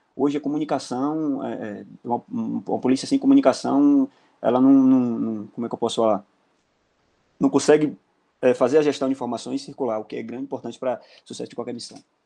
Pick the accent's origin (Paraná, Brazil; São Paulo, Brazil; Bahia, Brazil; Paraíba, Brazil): Bahia, Brazil; Mutuípe; now in Brasília, Brazil; sou natural da cidade de Mutuípe, Bahia